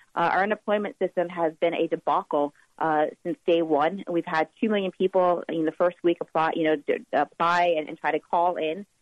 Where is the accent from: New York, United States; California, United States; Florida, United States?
Florida, United States; Miami; now in Tallahassee, United States; born and raised in Miami